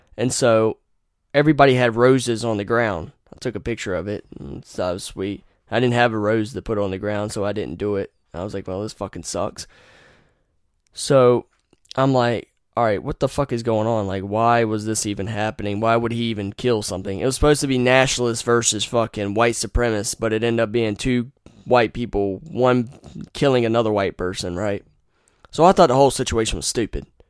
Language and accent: English; Wilson, North Carolina, United States; I was born in Wilson